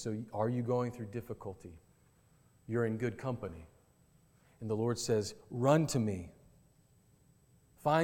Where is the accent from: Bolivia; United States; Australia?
United States; Kentucky; where I grew up in Kentucky